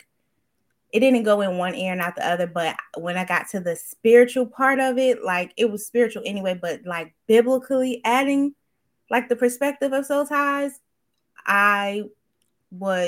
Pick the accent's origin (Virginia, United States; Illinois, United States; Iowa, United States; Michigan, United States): Virginia, United States; Hampton; So I just say I'm from Virginia, but from Hampton, Virginia.